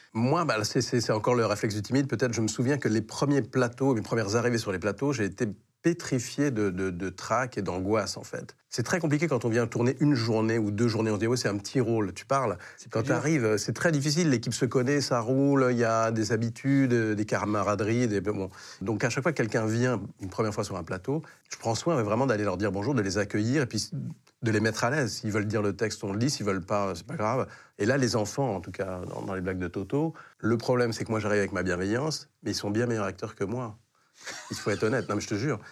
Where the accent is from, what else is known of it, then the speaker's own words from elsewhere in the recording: Paris, Île-de-France, France; je, suis né à Paris 15e